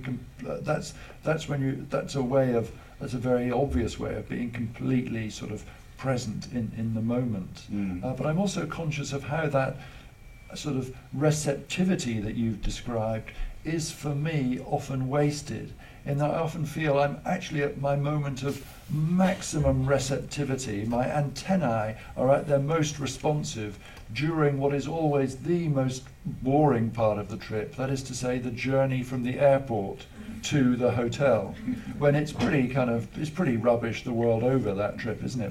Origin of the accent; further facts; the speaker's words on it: England, United Kingdom; I am English